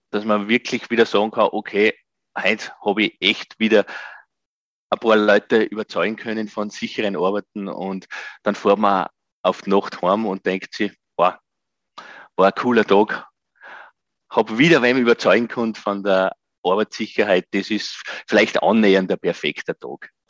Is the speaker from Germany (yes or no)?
no; Gosau, Upper Austria, Austria; habe dann ein Nachbar von mir in meinem Heimatort Gosau im Salzkammergut